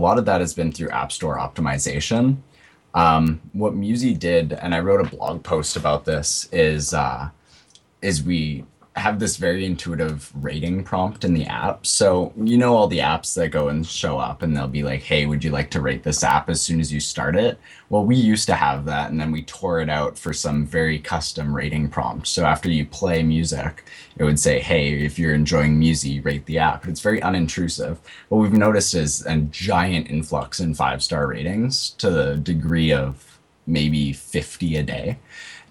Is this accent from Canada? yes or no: yes; Winnipeg, Manitoba, Canada; I'm from Winnipeg, which is a big place in Canada